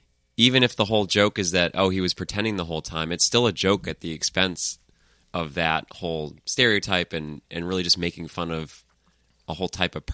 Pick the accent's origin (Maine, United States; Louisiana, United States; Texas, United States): Maine, United States; I grew up in Maine, with a very conservative father and no diversity in the state at all.